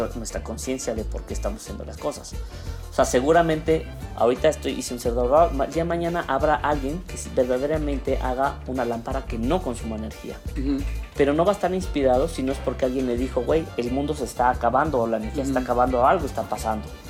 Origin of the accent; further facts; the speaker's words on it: Mexico; como mexicanos